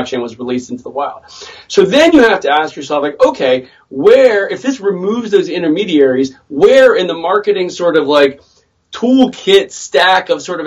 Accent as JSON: {"language": "English", "town": "Washington", "region": "District of Columbia", "country": "United States", "tie": "born or raised there", "said": "My hometown"}